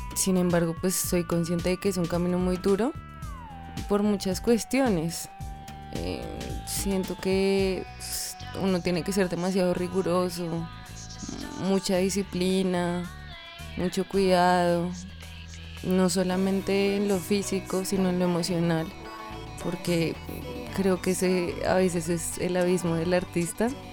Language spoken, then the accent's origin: Spanish; Tunja, Boyacá, Colombia; moved away; Y en Tunja, que es de donde yo soy, había una academia muy pequeña de ballet